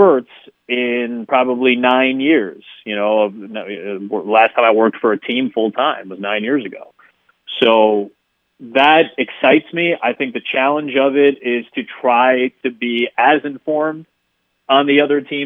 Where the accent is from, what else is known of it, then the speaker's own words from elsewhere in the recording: Chicago, Illinois, United States; the Bulls are my hometown team. I grew up with them